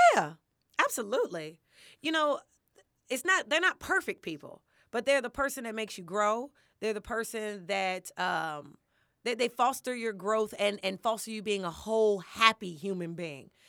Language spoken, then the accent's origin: English; Chicago, Illinois, United States; moved away as an adult; also born or lived in Champaign-Urbana, Illinois / Los Angeles, California; I'm born and raised in Chicago, but I lived in Champaign, Urbana for some years